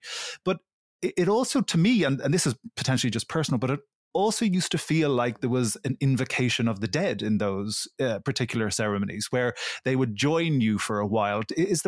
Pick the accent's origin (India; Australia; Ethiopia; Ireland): Ireland; I grew up in Catholic Ireland.